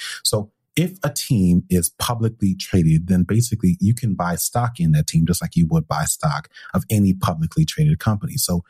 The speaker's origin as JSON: {"language": "English", "region": "New York", "country": "United States", "tie": "born or raised there", "said": "I grew up in New York"}